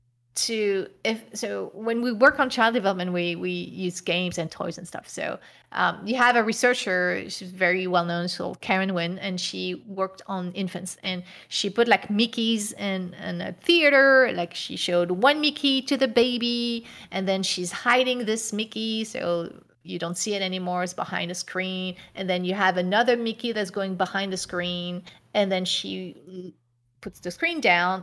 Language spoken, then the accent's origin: English; France; English is a second language; The reason why is because I grew up in France, and France higher education is free.